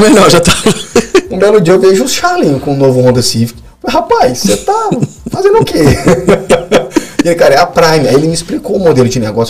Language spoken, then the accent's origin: Portuguese; Belo Horizonte, Minas Gerais, Brazil; moved away as an adult; now in Guarapari, Brazil; Sou, eu sou mineiro, sou lá de BH